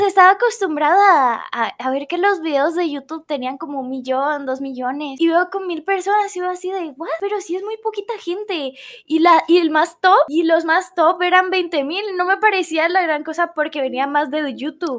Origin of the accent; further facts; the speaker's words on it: Colombia; Soy colombiana, eh, soy colombiana